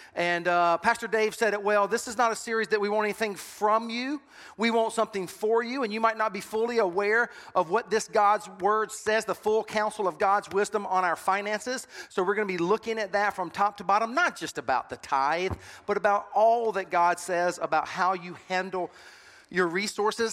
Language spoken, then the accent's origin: English; Sumter, South Carolina, United States; I was born and raised in Sumter